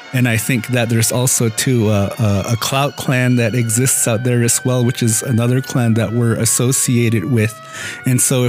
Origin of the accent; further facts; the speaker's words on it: Moenkopi, Arizona, United States; us Munkap Hopis